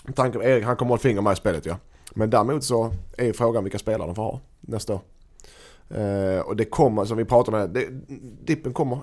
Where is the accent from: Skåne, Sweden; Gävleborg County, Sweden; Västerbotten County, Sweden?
Skåne, Sweden; Helsingborg; som helsingborgare, som HIF, alltså som supporter som man ändå är nu för tiden